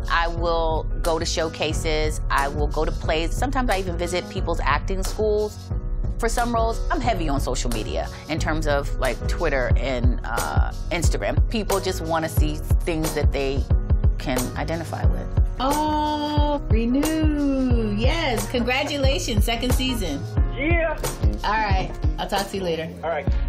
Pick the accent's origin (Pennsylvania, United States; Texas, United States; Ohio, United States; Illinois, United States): Pennsylvania, United States; Philadelphia; I grew up in Philadelphia, we were five kids